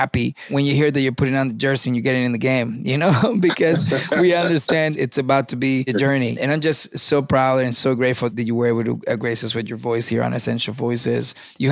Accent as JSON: {"language": "English", "country": "Venezuela", "tie": "born or raised there", "also_born_or_lived": "Miami, United States", "moved": "yes", "lives_now": "United States", "said": "I was born in Miami and I was raised in Venezuela."}